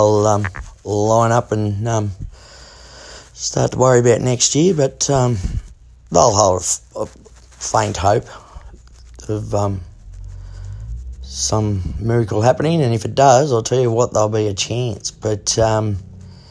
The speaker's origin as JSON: {"language": "English", "town": "Peak Hill", "region": "New South Wales", "country": "Australia", "tie": "born or raised there", "said": "The mighty Peakill Red Dust Roosters, my hometown"}